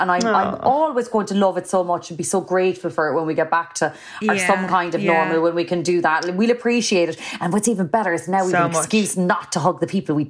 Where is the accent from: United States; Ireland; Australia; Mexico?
Ireland; Cork, Munster; I just kind of, I am very Irish. I'm very Cork.